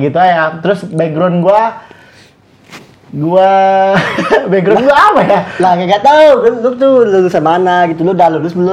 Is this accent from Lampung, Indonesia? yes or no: yes; Kalianda, Lampung, Indonesia; born there; gue lahir di Kalianda, boy Lampung Selatan.